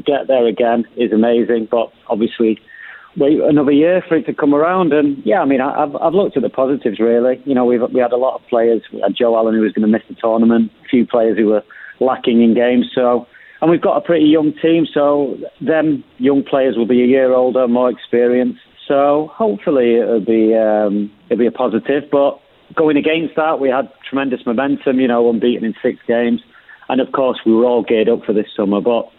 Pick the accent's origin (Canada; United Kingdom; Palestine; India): United Kingdom; Cardiff, Wales; born there; My mum and dad were Welsh. I was born in Cardiff, St David's Hospital.